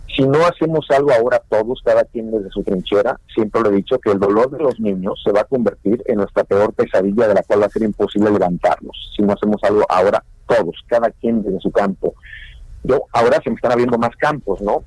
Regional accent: Mexico; now in United States; más del 70% somos mexicanos

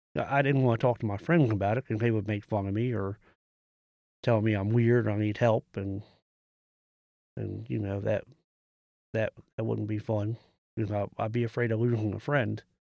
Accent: United States; I'm from Carroll County.

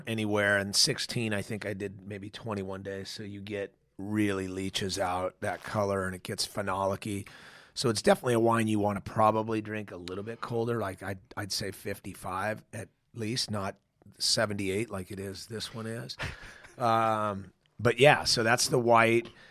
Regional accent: San Dimas, California, United States; now in Paso Robles, United States; outside of L.A., San Dimas, California. Okay. Little tiny town, lower middle class family

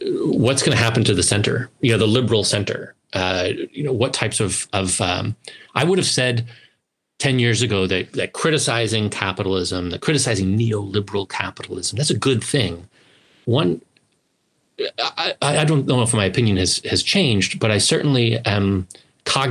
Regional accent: United States; as an American who can remember the 1990s

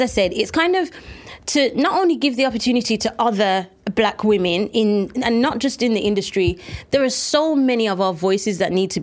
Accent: United Kingdom; As a British black person

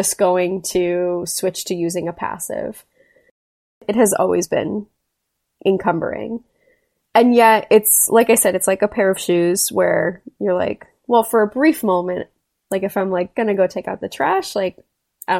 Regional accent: South Florida, United States; I grew up in South Florida

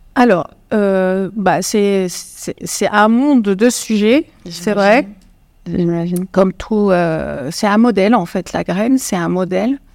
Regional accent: Morocco; moved away as an adult; now in France; moi, je suis marocaine, franco-marocaine, et j'ai fait ma maîtrise au Maroc

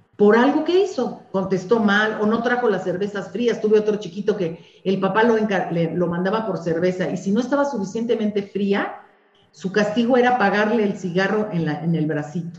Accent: Mexico; somos las madres mexicanas

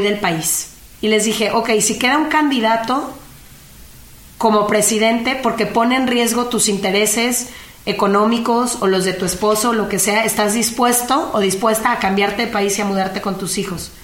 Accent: Mexico; mi país

